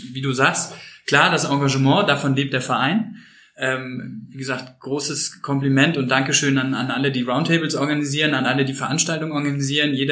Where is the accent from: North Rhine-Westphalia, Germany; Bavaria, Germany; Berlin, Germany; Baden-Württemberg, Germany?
North Rhine-Westphalia, Germany; Cologne; Als Kölner muss ich jetzt Bier sagen, aber Wein auch gerne.